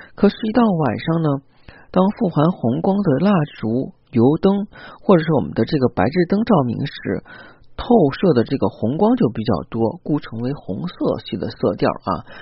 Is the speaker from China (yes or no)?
yes; China; 我们中国人